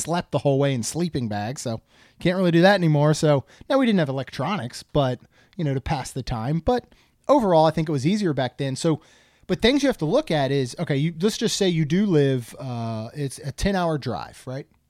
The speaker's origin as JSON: {"language": "English", "region": "Maryland", "country": "United States", "tie": "born or raised there", "said": "I grew up in Maryland"}